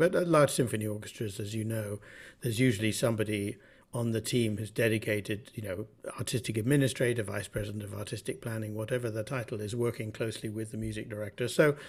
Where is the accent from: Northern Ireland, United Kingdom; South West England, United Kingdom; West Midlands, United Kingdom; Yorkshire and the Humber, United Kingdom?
South West England, United Kingdom; Bath; now in United States; I grew up in Bath in southern England, and music was always in the household.